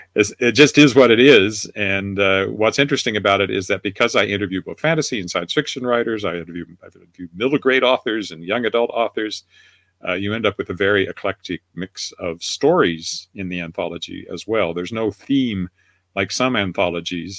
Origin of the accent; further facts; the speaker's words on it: Weyburn, Saskatchewan, Canada; now in Regina, Canada; I was editor of a newspaper at the age of 24 in Weyburn, Saskatchewan, my hometown